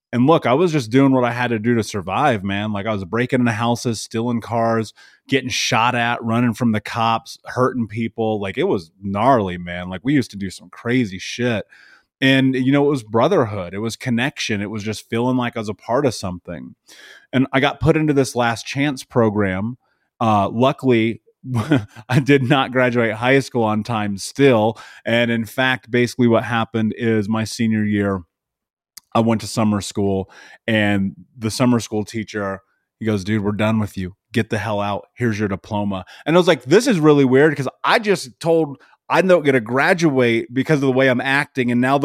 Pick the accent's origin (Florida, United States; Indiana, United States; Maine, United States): Indiana, United States; Indianapolis; So I grew up in Indianapolis. I grew up in the middle of America.